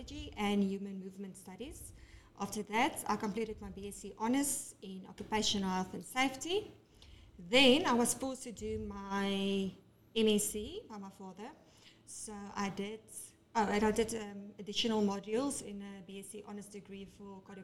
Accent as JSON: {"language": "English", "town": "Benoni", "region": "Gauteng", "country": "South Africa", "said": "I'm from Benoni originally"}